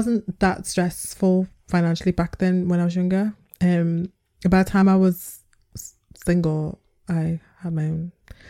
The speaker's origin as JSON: {"language": "English", "town": "Liverpool", "region": "North West England", "country": "United Kingdom", "said": "because I was from Liverpool though"}